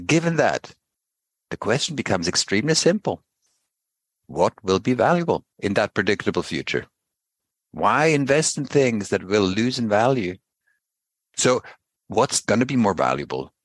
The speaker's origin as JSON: {"language": "English", "town": "Basel", "region": "Basel-Stadt", "country": "Switzerland", "tie": "born or raised there", "said": "I grew up in Basel"}